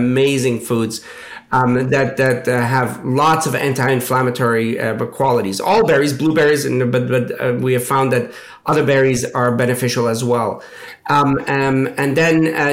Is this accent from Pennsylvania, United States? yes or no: yes; Pittsburgh, Pennsylvania, United States; I grew up in Pittsburgh